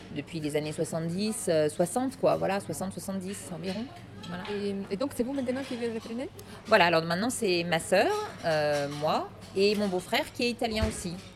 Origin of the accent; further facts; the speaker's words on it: Lyon, Auvergne-Rhône-Alpes, France; Je suis de la Croix-Rousse